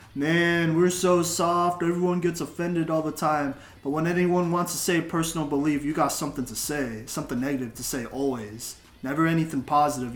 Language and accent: English; Texas, United States; now in Colorado, United States; I grew up in Texas. It's a Republican. I'm being honest. It's a Republican state, and then I moved to Colorado